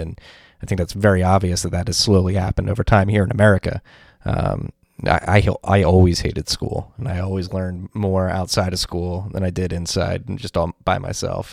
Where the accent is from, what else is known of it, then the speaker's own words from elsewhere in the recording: Philadelphia, Pennsylvania, United States; moved away as an adult; now in New York, United States; I'm from Philadelphia. We're gonna move back to the Philadelphia area.